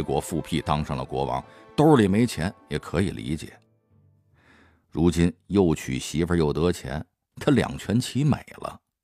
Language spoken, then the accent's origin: Chinese; China; 我们中国人